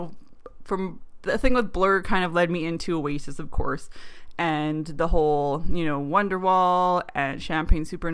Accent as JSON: {"language": "English", "country": "Canada", "said": "Being a Canadian"}